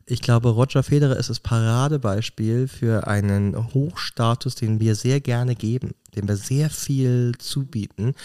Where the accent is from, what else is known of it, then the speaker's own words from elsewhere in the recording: Germany; moved away as an adult; now in Switzerland; ich als Deutscher, der vor 20 Jahren in die mhm. Schweiz gekommen ist